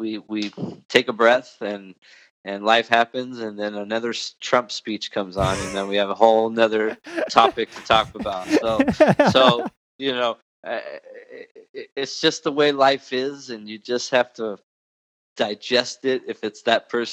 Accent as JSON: {"language": "English", "area": "Orange County", "region": "California", "country": "United States", "tie": "born or raised there", "moved": "as an adult", "lives_now": "Gilbert, Arizona, United States", "said": "I was born and raised in Orange County, and just recently moved to Phoenix, Arizona"}